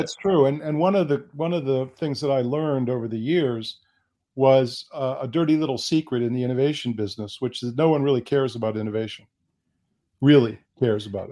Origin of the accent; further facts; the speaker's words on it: United States; also born or lived in Bonn, Germany; I was born in the United States